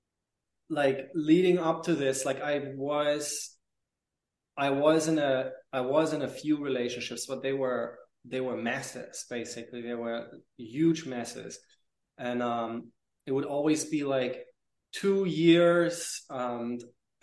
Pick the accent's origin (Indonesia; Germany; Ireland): Germany; moved away as an adult; also born or lived in Paris / London; I lived in Paris and in London after I moved away from Germany with, I think, like 19 or 20, no, 19